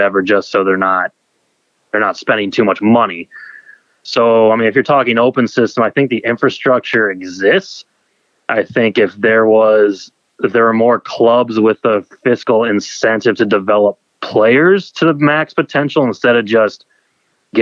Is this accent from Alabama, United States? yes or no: no; Columbus, Ohio, United States; moved away as an adult; now in Minneapolis, United States; I'm from Columbus, Ohio